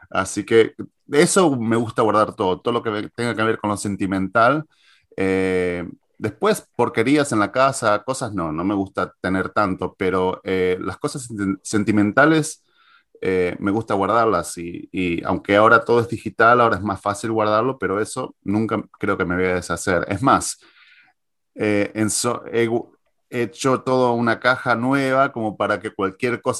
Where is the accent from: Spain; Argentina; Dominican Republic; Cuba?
Argentina; now in United States; Yo me acuerdo que cuando me mudé desde Argentina hacia Estados Unidos, en el 2001, la mitad lo que más me traje fueron esos recuerdos.